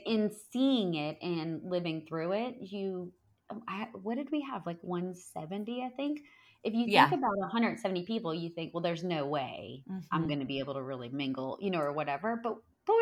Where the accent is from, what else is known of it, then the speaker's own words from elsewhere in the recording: the South, United States; I'm from the South